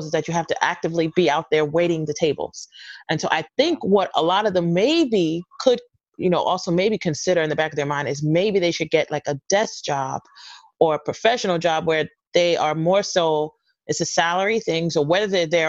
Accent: New York City, New York, United States; I'm from Brooklyn originally.

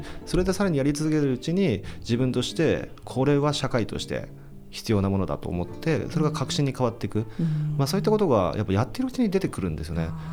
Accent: Kawasaki, Kanagawa, Japan; 川崎市出身ですので

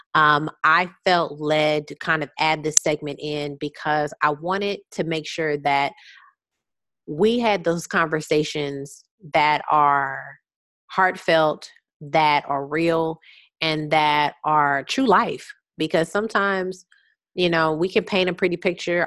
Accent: Houston, Texas, United States; I'm from Houston

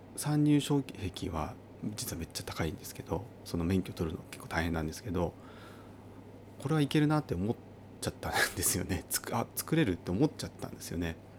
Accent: Uonuma, Niigata, Japan; now in Niigata, Japan; 故郷のですね新潟県魚沼市、えー、今は魚沼市ですけれどももともとは北魚沼郡、えー、広上村、えー、というところで私育った

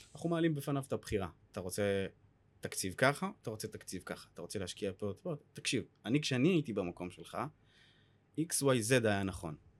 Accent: Or Akiva, Haifa District, Israel; now in Tel Aviv, Israel; במקור אני מאור עקיבא. הרבה אנשים לא יודעים שאני גם, אה, מגיע מהצפון, מפריפריה. אה, והיום אני גר בתל אביב

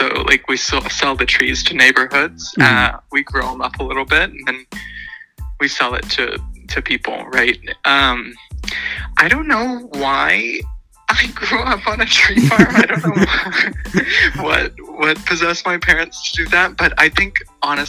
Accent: Norman, Oklahoma, United States; moved away as an adult; now in Washington, D.C., United States; Norman is where I grew up, and Norman's a college town, the University of Oklahoma

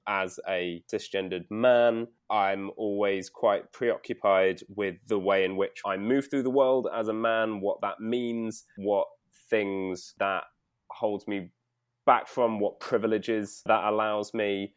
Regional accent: London, United Kingdom; I grew up in North London

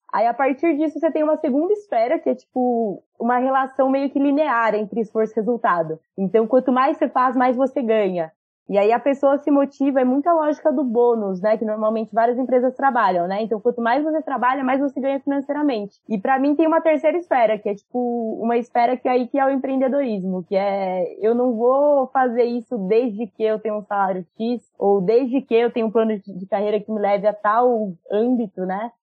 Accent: Jundiaí, São Paulo interior, Brazil; eu sou de Indiaí, interior de São Paulo.

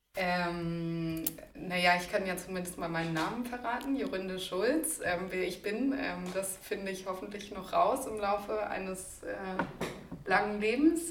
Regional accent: Copenhagen, Capital Region of Denmark, Denmark; moved away as an adult; also born or lived in Heidelberg, Germany; now in Berlin, Germany; aus Kopenhagen weg wollte, wo ich vorher gewohnt habe, wo ich auch aufgewachsen bin

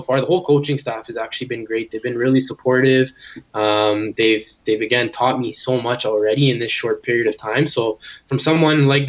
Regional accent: Edmonton, Alberta, Canada; moved away as an adult; now in Ottawa, Canada; representing my hometown

